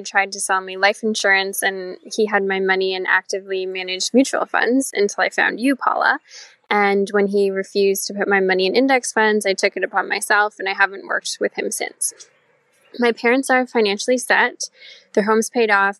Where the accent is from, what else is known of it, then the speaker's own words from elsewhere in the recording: Southwestern Ontario, Canada; I'm from Southwestern Ontario, near the border with Michigan.